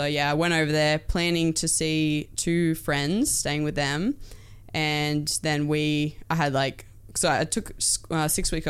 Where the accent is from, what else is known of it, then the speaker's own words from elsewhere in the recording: Port Macquarie, New South Wales, Australia; Port Macquarie, down New South Wales. Yeah, okay. Beautiful little town.